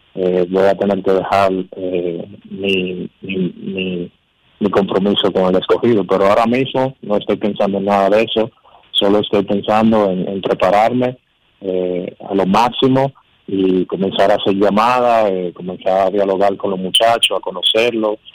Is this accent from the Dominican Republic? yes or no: yes; Dominican Republic; aquí en la línea Mar, en mi país, pero con los Leones del Corrido, el, equipo que yo eh, desde niño he seguido